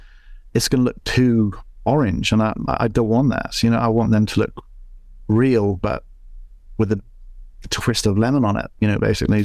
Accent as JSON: {"language": "English", "region": "Scotland", "country": "United Kingdom", "tie": "born or raised there", "also_born_or_lived": "Northern Ireland / London", "said": "I was living in London for 12, 13 years, I think it was. But before that, when I was young, growing up in Scotland, Northern Ireland, everyone was, as you said, pasty white."}